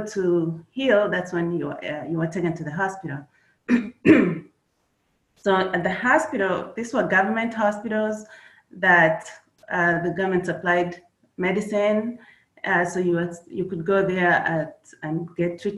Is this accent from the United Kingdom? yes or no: no; Kenya; moved away as an adult; now in United States; I was born in Kenya. That's where I grew up. I came to the United States after high school